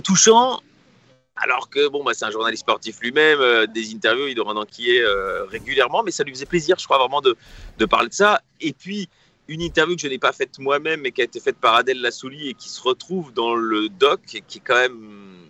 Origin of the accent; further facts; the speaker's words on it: Brussels, Brussels-Capital Region, Belgium; Je suis bruxellois, comme Raymond.